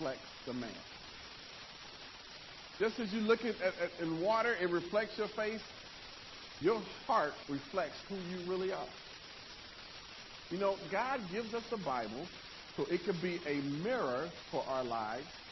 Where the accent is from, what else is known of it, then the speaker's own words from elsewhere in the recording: Nebraska, United States; I'm from Nebraska, which is not country